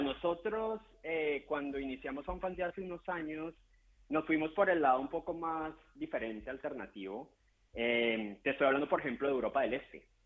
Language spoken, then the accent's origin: Spanish; Colombia; yo soy colombiano y estoy más acostumbrado